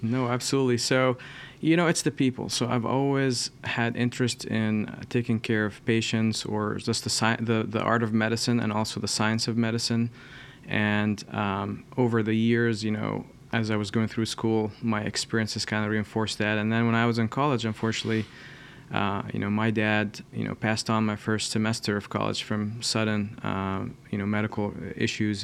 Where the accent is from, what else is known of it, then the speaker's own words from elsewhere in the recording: Columbus, Ohio, United States; I'm from Columbus, and I did my, uh, training here, uh, at Ohio State